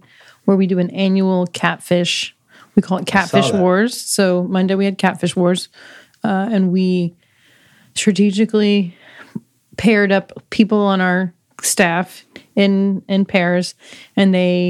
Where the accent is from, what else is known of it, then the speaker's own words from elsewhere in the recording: San Angelo, Texas, United States; now in Austin, United States; I'm from San Angelo